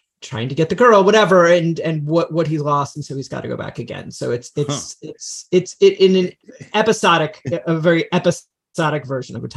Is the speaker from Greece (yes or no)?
no; Freehold, New Jersey, United States; moved away as an adult; now in Los Angeles, United States; I'm from New Jersey. I'm from Central New Jersey, Freehold, New Jersey.